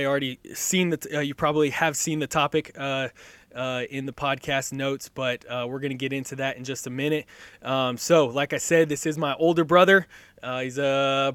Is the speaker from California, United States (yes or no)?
yes; Southern California, United States; moved away as an adult; now in Middle Tennessee, United States; I grew up in California, absolutely loved it out there. And I miss Southern California weather